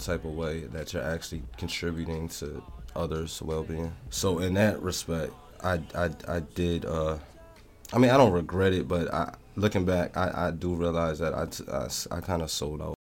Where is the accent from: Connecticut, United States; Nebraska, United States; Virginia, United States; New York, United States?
Connecticut, United States; New Haven; growing up in New Haven